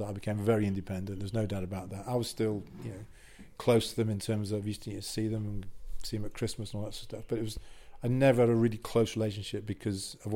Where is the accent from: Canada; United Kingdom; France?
United Kingdom; Wales; Wasn't even picked in the squad because one, I was from North Wales, I think, and two, most important, I was English.